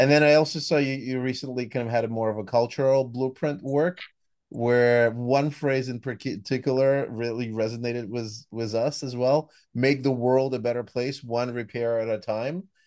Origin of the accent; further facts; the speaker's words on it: United States; accent: American; the U S, as you could hear from my accent, one that's near and dear to my heart